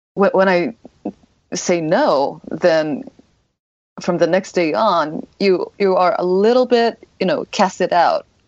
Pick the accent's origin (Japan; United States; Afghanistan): Japan; I am 100% Japanese